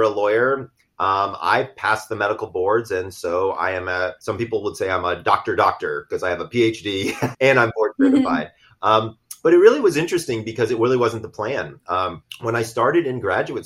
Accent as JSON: {"language": "English", "town": "Sandy Springs", "region": "Georgia", "country": "United States", "said": "I'm from Sandy Springs, Georgia. I'm from the South"}